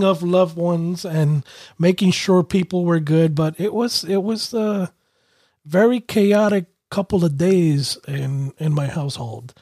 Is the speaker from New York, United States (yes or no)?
yes; New York City, New York, United States; moved away as an adult; also born or lived in Connecticut; I was raised in Brooklyn